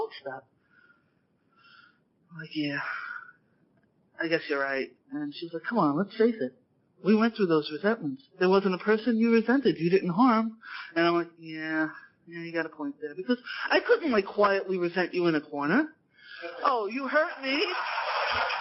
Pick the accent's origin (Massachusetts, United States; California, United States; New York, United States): New York, United States; being a New Yorker